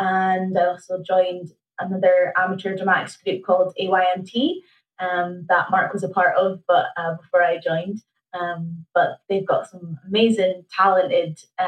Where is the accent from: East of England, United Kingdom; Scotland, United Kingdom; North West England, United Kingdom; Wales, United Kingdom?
Scotland, United Kingdom; Aberdeen; I grew up in Cove Bay